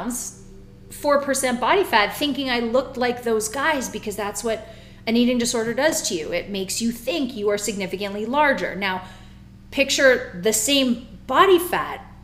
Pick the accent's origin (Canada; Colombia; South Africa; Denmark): Canada; Toronto, Ontario; moved away as an adult; now in Florida, United States; I come from Toronto, Ontario. Born and raised